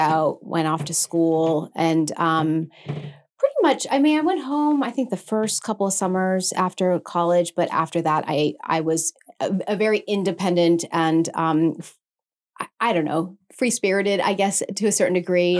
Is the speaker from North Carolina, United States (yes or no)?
no; Maine, United States; I'm from Maine